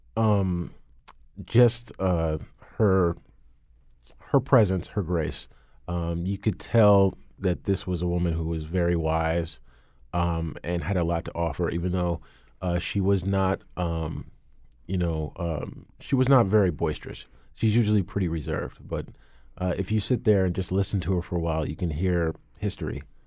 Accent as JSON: {"language": "English", "town": "New Canaan", "region": "Connecticut", "country": "United States", "tie": "born or raised there", "said": "growing up in New Canaan, Connecticut."}